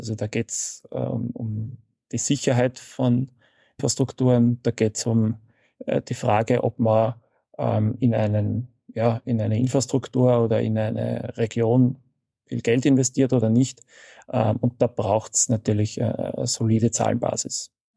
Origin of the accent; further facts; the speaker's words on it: Vienna, Austria; ich bin in Wien aufgewachsen